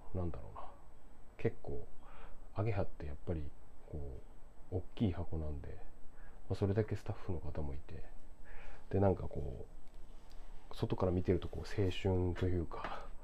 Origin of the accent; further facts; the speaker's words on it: Sendai, Miyagi, Japan; moved away as an adult; now in Tokyo, Japan; 僕仙台出身で地方出身者なんですけれども